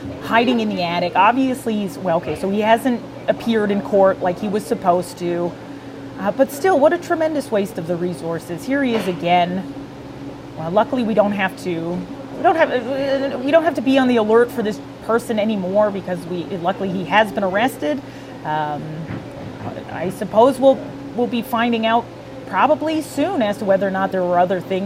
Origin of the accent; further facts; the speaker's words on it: Welland, Ontario, Canada; As a native to the city of Welland, I was born in Welland. I was raised in Welland.